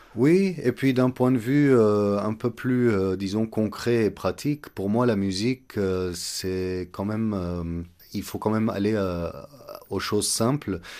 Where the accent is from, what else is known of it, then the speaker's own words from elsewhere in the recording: Egypt; moved away as an adult; also born or lived in Montreal, Canada; now in Yerevan, Armenia; je suis né en Égypte, j'ai grandi euh, en Égypte jusqu'à l'âge de 18 ans